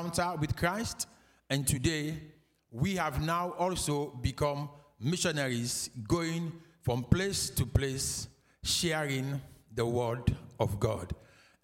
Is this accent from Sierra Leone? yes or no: yes; Freetown, Western Area, Sierra Leone; we are from Freetown, Sierra Leone. So Sierra Leone is the country, and Freetown is the capital